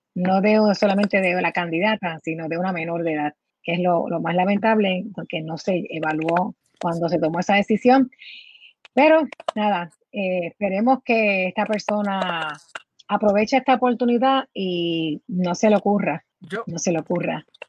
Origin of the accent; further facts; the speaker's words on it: Puerto Rico; nos identifica a nosotros como puertorriqueños